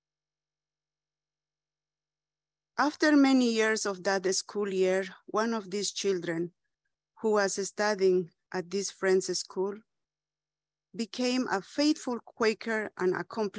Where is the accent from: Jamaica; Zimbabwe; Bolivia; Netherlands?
Bolivia; In my hometown, we had a friends' school